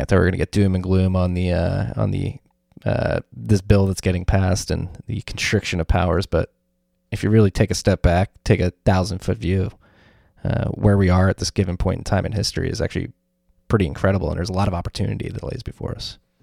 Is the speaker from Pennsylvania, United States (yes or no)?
yes; Philadelphia, Pennsylvania, United States; moved away as an adult; now in New York, United States; I'm from Philadelphia. We're gonna move back to the Philadelphia area.